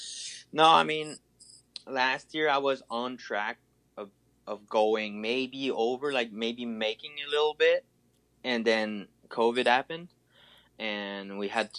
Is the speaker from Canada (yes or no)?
yes; Canada; We're from Canada